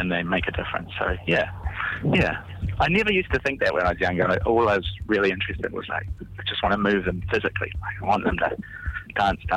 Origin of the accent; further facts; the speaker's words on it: Indonesia; now in New Zealand; I grew up in Indonesia